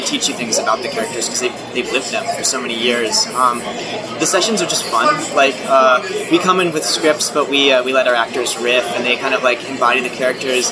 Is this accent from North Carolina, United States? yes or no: no; Florida, United States; I am from Florida